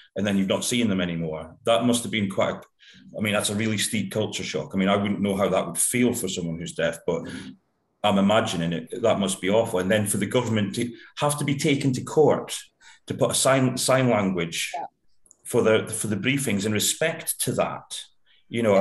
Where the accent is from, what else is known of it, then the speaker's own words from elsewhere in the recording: United Kingdom; being typically British